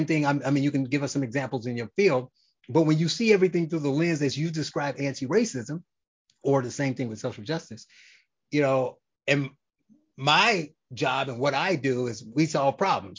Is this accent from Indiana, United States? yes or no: yes; Gary, Indiana, United States; I'm from Gary, Indiana